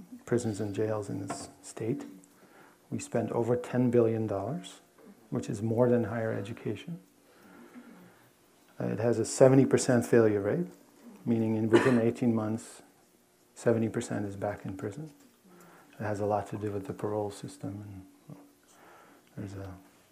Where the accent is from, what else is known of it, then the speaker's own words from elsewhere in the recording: Netherlands; moved away; I grew up in Holland